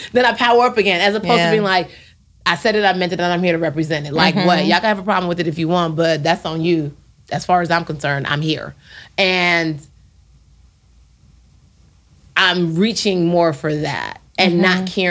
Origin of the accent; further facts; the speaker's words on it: Nigeria; Being Nigerian got me where I am. Like, having faith and having the green, white, green flag be on my back, like, I made it. Because I literally have a tattoo that says Nigerians don't finish last on my wrist.